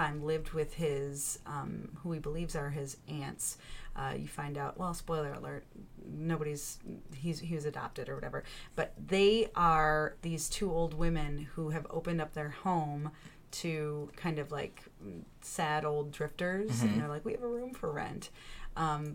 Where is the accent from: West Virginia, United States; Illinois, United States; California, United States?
Illinois, United States; Chicago; as a Chicagoan